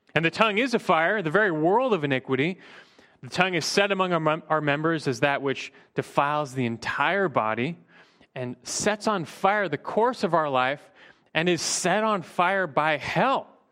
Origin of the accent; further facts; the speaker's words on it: Burbank, California, United States; growing up in Burbank